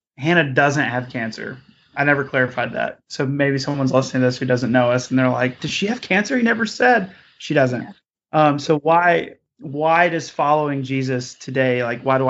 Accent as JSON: {"language": "English", "town": "Morganton", "region": "North Carolina", "country": "United States", "tie": "born or raised there", "moved": "yes", "said": "woo me back to my home state a few years ago and woo me back really to my hometown for the very reasons of growing up in an area"}